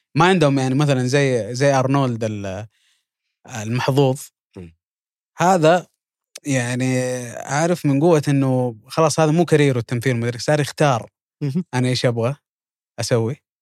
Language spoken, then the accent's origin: Arabic; Jeddah, Makkah Province, Saudi Arabia; مطاعم مطاعم اللي عندنا في جده